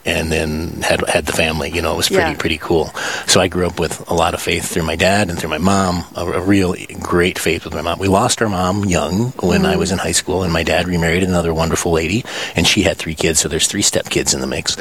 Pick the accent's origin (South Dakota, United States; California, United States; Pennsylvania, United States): South Dakota, United States; Pierre; Born and raised in Pierre, South Dakota. South Dakota kid all the way through